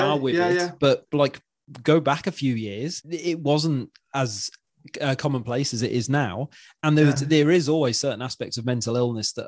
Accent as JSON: {"language": "English", "area": "Welsh", "region": "Wales", "country": "United Kingdom", "moved": "yes", "lives_now": "Wirral, United Kingdom", "said": "I live on the Wirral and I'm Welsh"}